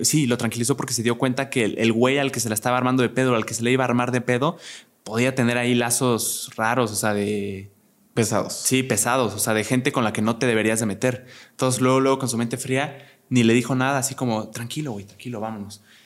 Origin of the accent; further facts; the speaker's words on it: Querétaro, Mexico; yo soy de Querétaro, soy de provincia y siempre he vivido allá